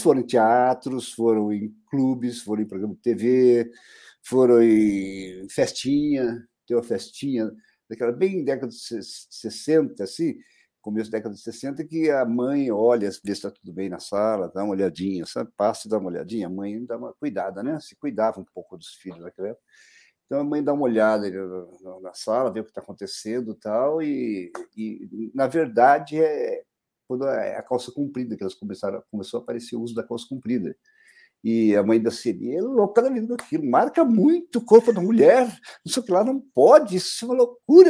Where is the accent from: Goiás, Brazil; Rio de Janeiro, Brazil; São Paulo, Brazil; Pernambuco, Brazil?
São Paulo, Brazil; Taubaté; also born or lived in Guaratinguetá; now in São Paulo, Brazil; eu nasci em Guaratinguetá, na verdade, né? Mas me criei em Taubaté, desde pequeno, muito pequeno, mudei para Taubaté e me criei lá.